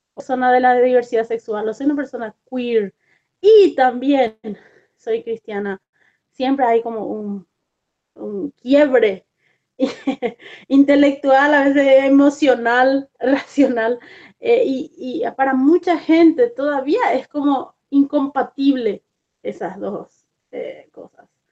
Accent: Paraguay; moved away as an adult; also born or lived in Argentina; now in United States; yo soy originalmente de Paraguay, pero hace muchos años que vivo en los Estados Unidos

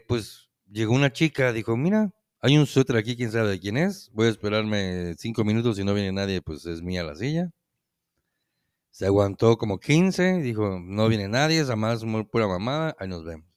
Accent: Yucatán, Mexico; que ya no somos nada más yucatecos los que vivíamos

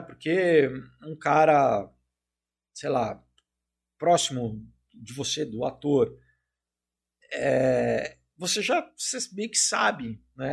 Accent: Brazil; also born or lived in United States

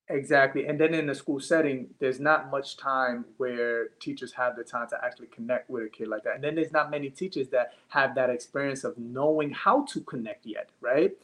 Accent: New York City, New York, United States; also born or lived in Long Island, New York; I'm from Brooklyn, New York, and then I did a high school and a little bit of middle school in Long Island

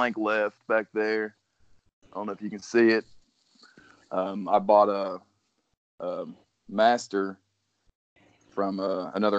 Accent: South Point, Ohio, United States; I'm from South Point, Ohio. That's, if you can't tell by the name, it's the southern tip of Ohio.

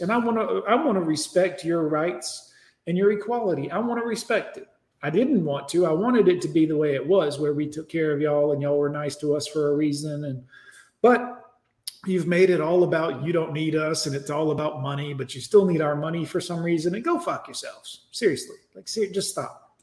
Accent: Alabama, United States; I'm from Alabama

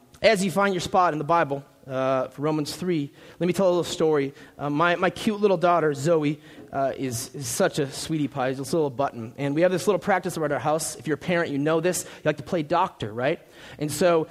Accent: Minnesota, United States; moved away as an adult; now in Tempe, United States; We're from Minnesota

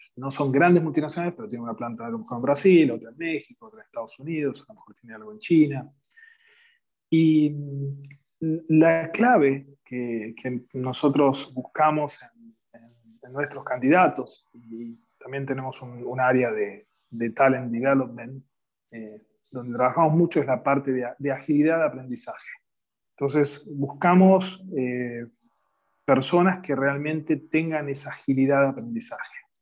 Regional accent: Rosario, Santa Fe, Argentina; moved away as an adult; also born or lived in Buenos Aires; now in United States; Soy originario de Rosario

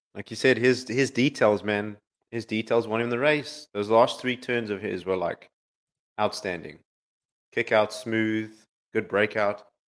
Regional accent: Florida, United States; I'm from Florida

